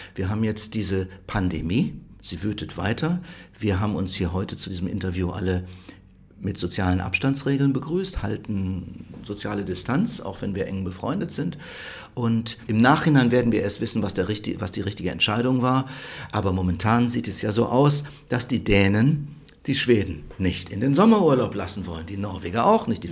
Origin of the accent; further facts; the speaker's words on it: Rhineland, Germany; moved away as an adult; now in Stockholm, Sweden; ich komme aus dem Rheinland